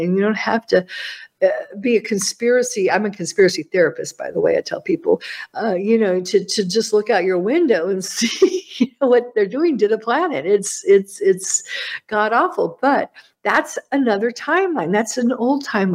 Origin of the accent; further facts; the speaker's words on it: United States; As an American